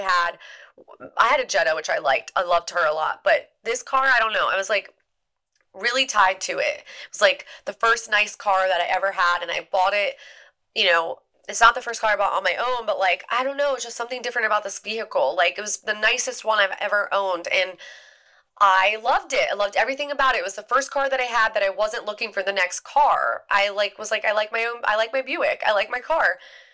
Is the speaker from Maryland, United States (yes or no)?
yes; Eastern Shore of Maryland, United States; I grew up in the Eastern Shore of Maryland where there are deer everywhere